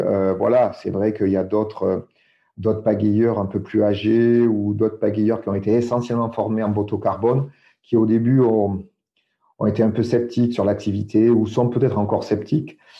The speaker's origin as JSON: {"language": "French", "area": "Dordogne", "region": "Nouvelle-Aquitaine", "country": "France", "tie": "born or raised there", "said": "je suis né en Dordogne"}